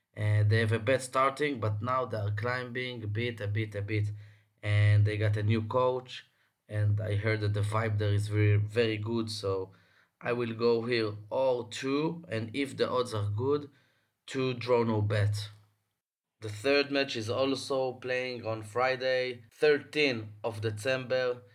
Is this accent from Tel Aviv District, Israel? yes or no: yes; Tel Aviv, Tel Aviv District, Israel; I'm from Tel Aviv, recording for my house